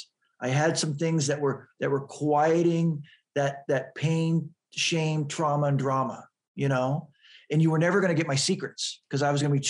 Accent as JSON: {"language": "English", "town": "San Diego", "region": "California", "country": "United States", "tie": "born or raised there", "said": "I grew up in San Diego, which is right next to Tijuana"}